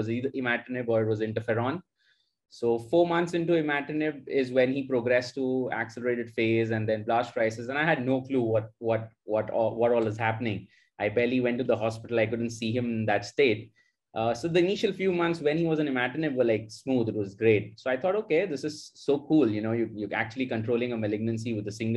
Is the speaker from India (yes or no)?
yes; Mumbai, Maharashtra, India; moved away as an adult; now in Lucknow, India; I grew up in Bombay, Mumbai, basically. That's where I did my entire schooling